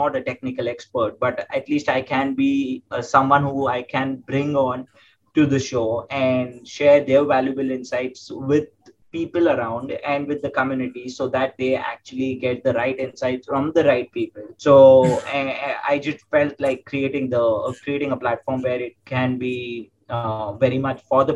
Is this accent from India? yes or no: yes; Mumbai, Maharashtra, India; also born or lived in Pune, India; I came back to my hometown, which is Mumbai in India